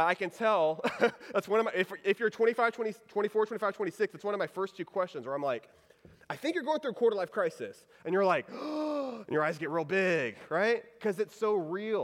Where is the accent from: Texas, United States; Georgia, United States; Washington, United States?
Texas, United States; Houston; So I grew up in Texas. I grew up in the Houston area.